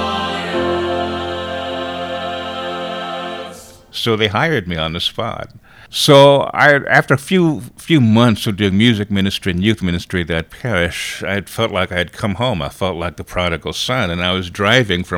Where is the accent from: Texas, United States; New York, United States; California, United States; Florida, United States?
California, United States; Los Angeles; I'm Filipino-American. But I did grow up in the projects in Los Angeles